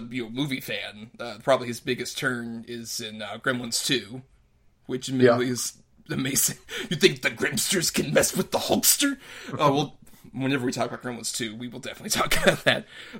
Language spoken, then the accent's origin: English; Tampa, Florida, United States; Tampa, my hometown